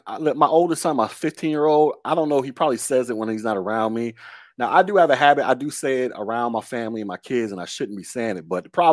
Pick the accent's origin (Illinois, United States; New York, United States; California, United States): Illinois, United States; Chicago; I'm from Chicago. I'm from the South Side.